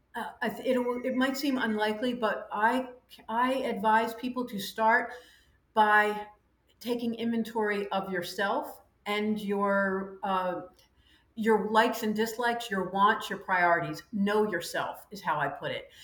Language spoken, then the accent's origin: English; United States; moved away as an adult; also born or lived in Ireland / France; now in Panama; 26 years of personal experience as an American living abroad, first in Ireland, then France, now Panama